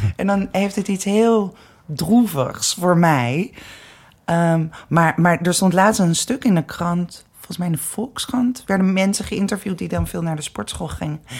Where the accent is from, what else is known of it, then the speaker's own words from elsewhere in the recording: Amsterdam, North Holland, Netherlands; ik ben zelf ook geboren in de Wolvenstraat, in de Negen Straatjes